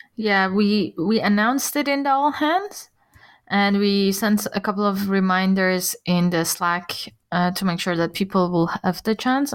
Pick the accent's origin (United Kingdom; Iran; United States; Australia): Iran; now in Germany; I'm from Iran